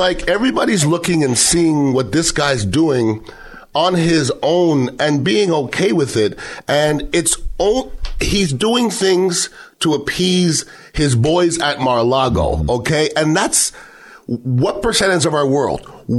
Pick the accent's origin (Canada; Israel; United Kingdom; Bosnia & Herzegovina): Canada; Montreal, Quebec; now in Bay Area, United States; I'm from Montreal, Canada, which is one of the more beautiful cities.